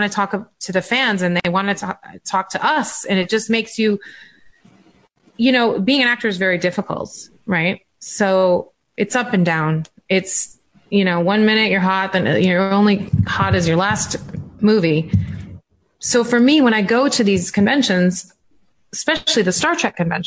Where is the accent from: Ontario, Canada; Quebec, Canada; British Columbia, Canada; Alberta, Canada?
Alberta, Canada; Calgary; moved away; I'm from Calgary. Like I used to live in Calgary.